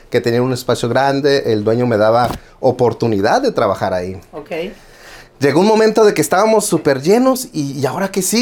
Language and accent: Spanish; Tijuana, Baja California, Mexico; also born or lived in Guerrero; now in United States; Este, soy eh, mecánico eléctrico. Este, vengo de Tijuana, Baja California, nacido en Guerrero y siempre digo malcriado en Tijuana.